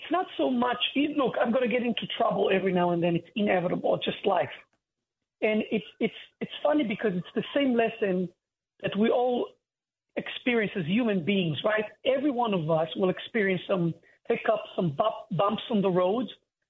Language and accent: English; Holon, Tel Aviv District, Israel; moved away as an adult; now in United States; I'm from a city called Hulon. But to simplify to people, I usually say Tel Aviv